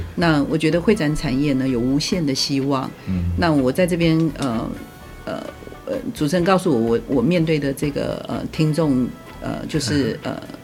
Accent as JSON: {"language": "Chinese", "country": "Taiwan", "said": "我们作为台湾人，我们虽然是 workaholic"}